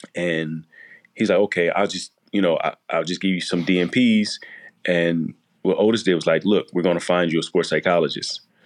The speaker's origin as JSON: {"language": "English", "town": "Chester", "region": "Pennsylvania", "country": "United States", "tie": "born or raised there", "said": "growing up in Chester"}